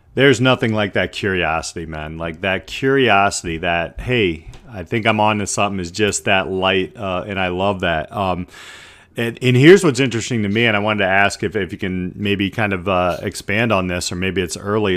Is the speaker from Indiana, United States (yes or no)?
yes; South Bend, Indiana, United States; I'm from, uh, South Bend